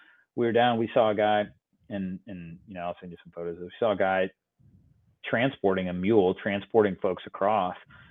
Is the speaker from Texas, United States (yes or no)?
yes; Texas, United States; as a Texan, as an American